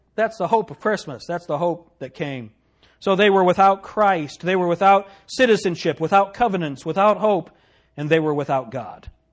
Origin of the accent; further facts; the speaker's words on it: United States; especially as an American